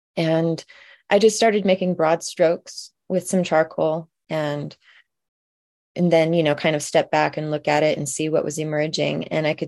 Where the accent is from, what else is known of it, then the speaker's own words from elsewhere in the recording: Olympia, Washington, United States; I wanted to represent my hometown of Olympia, where I was living at the time.